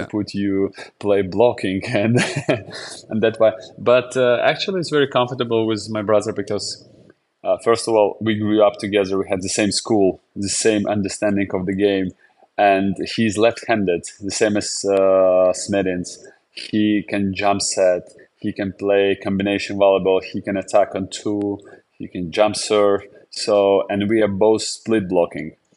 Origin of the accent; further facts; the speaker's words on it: Jurmala, Latvia; English is a second language; my hometown to Jurmala.